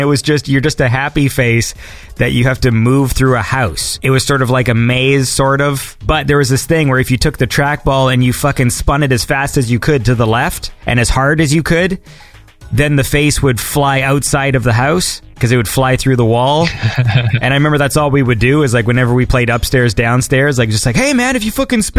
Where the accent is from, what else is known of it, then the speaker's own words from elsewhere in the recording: Ontario, Canada; So I'm from Canada. And in the province I live, there was literally a type of computer that was local to my province